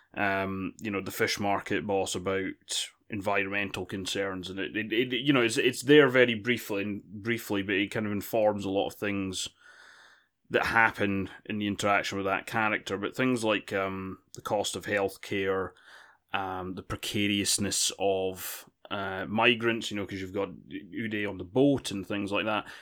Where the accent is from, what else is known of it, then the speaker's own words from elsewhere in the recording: United Kingdom; I'm British